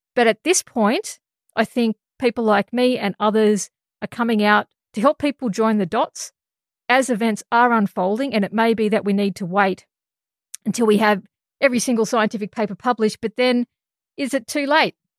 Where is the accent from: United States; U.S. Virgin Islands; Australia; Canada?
Australia; And as an Australian scientist